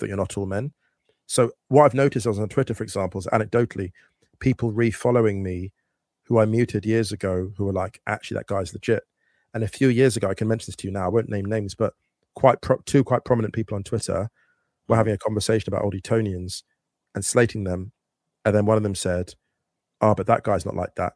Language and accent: English; West Drayton, London, United Kingdom; moved away as an adult; now in Berlin, Germany; I grew up in West Drayton around working class people